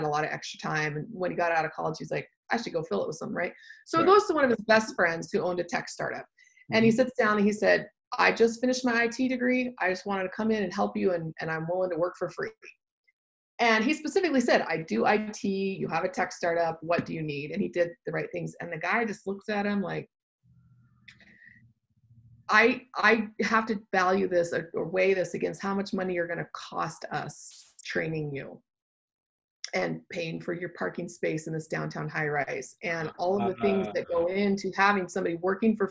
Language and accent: English; the South, United States; moved away as an adult; also born or lived in Austin, Texas; now in Utah, United States; I'm from the South